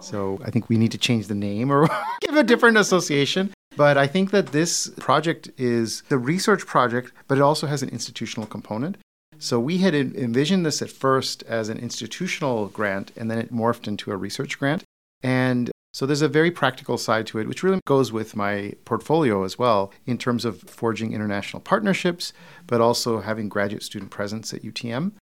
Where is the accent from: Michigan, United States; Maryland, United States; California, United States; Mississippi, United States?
Michigan, United States; Detroit; I'm from Detroit.